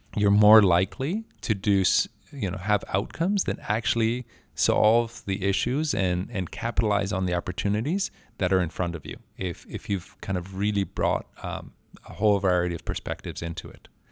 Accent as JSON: {"language": "English", "country": "Mexico", "tie": "born or raised there", "also_born_or_lived": "Mexico City", "moved": "as an adult", "said": "I was, uh, born and raised in Mexico"}